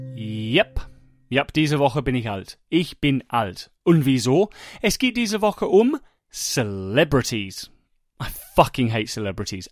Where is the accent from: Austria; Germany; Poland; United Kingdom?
United Kingdom; England; German is a second language; moved away; ich war Engländer